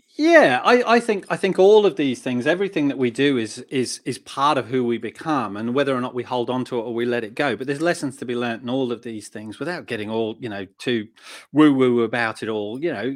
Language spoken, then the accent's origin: English; Australia; also born or lived in United Kingdom (born); now in United Kingdom; I grew up in Australia and, uh, and Um, I was probably the, the typical Aussie lad